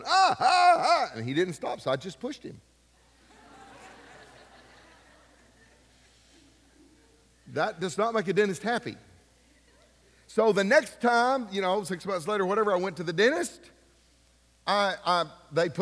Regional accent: Ashland, United States; the dentist we grew up with in Ashland

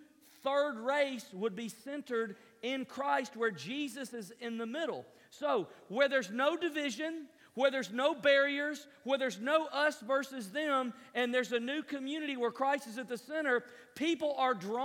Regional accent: Tennessee, United States; moved away; I was raised in Tennessee

